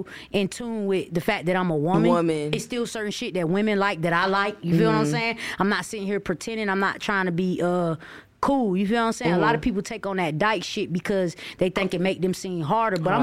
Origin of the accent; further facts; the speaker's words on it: St. Petersburg, Florida, United States; I'm from St. Petersburg